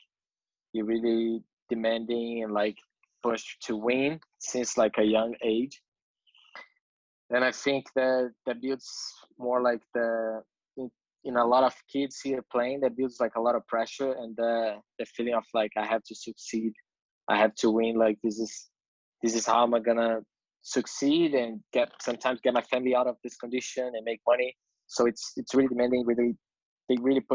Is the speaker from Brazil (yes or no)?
yes; Rio de Janeiro, Brazil; English is a second language; moved away as an adult; now in United States; I'm from Brazil. I was born in Rio.